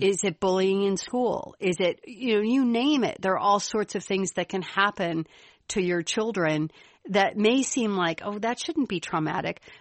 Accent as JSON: {"language": "English", "town": "Chicago", "region": "Illinois", "country": "United States", "accent": "Chicago", "said": "my Chicago accent"}